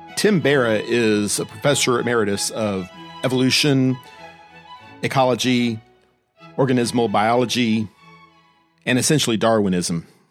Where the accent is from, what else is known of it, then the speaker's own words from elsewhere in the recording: Austin, Texas, United States; moved away as an adult; I moved away from my hometown of Austin, Texas to go to college in nineteen eighty-four.